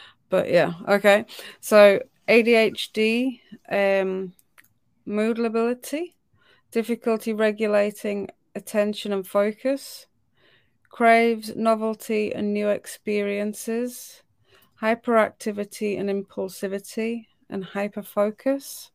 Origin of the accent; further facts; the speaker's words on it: United Kingdom; I'm British